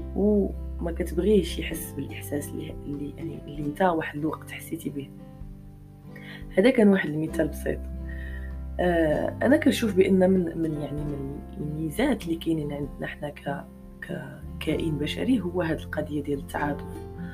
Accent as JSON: {"language": "Arabic", "country": "Morocco", "said": "حنا عندنا في المغرب"}